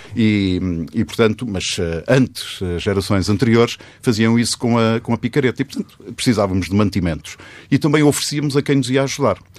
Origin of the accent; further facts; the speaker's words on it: Penamacor, Centro, Portugal; moved away; Na minha terra natal, em Pernambucor